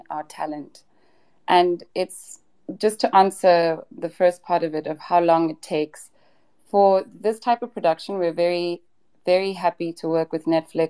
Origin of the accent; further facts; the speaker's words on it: South Africa; as South African creatives